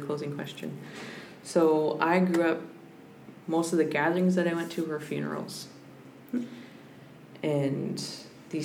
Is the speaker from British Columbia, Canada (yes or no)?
yes; Squamish, British Columbia, Canada; now in Brentwood Bay, Canada; growing up in Skolmish